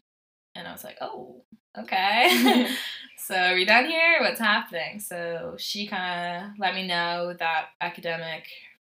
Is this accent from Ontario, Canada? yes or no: yes; Ontario, Canada; born there; also born or lived in Nova Scotia; So when we lived in Ontario, I was born in Ontario, and my dad worked for oil company.